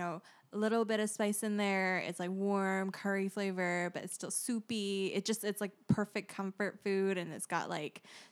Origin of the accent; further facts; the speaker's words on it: Singapore; now in Seattle, United States; I'm Singaporean